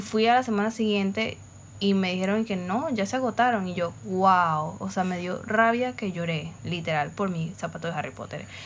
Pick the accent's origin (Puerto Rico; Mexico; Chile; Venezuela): Venezuela; Caracas, Capital District; now in Valencia, Venezuela; yo vivo en Valencia y la mayoría de mi familia eh, nosotros somos de Caracas en verdad.